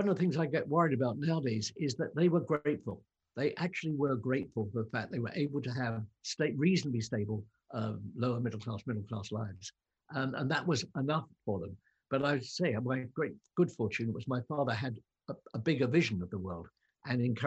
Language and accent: English; London, United Kingdom; moved away as an adult; now in West Cork, Ireland; I'm a Londoner, I spent my entire life in cities